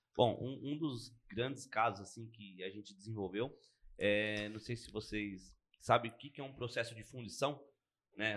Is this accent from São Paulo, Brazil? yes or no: yes; Arujá, São Paulo, Brazil; moved away; Eu sou de Arujá, né? Na verdade eu nasci em Arujá e hoje não moro mais lá, mas comecei minha vida lá.